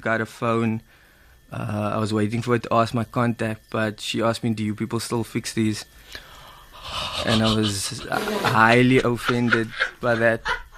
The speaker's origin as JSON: {"language": "English", "town": "Cape Town", "region": "Western Cape", "country": "South Africa"}